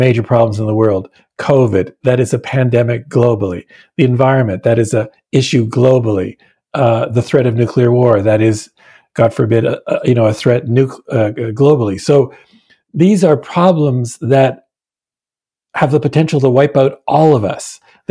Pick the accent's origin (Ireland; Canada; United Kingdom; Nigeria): Canada; Hamilton, Ontario; I'm born and raised in Hamilton, Ontario, Canada